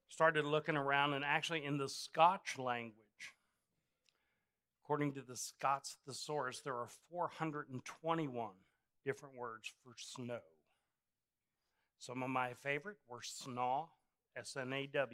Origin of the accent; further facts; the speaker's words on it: United States; we're American